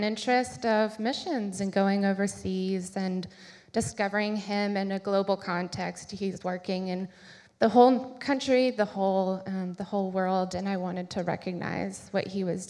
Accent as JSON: {"language": "English", "town": "Crozet", "region": "Virginia", "country": "United States", "tie": "born or raised there", "said": "I grew up around here. I'm from Crozet."}